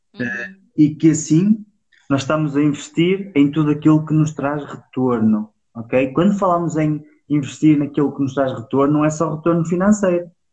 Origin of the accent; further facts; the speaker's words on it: Penafiel, Porto District, Portugal; Nós somos de Penafiel